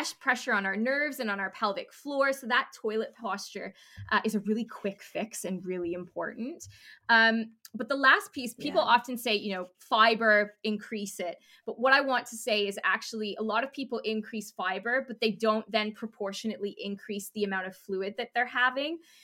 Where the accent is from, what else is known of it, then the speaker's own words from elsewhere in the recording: Canada; being Canadian